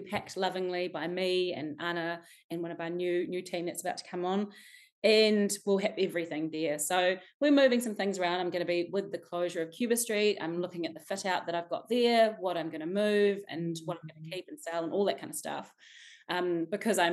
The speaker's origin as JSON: {"language": "English", "region": "Wellington", "country": "New Zealand", "tie": "born or raised there", "said": "I was born in Wellington in Arrow Valley. You know, I swam in the bucket fountain as a child"}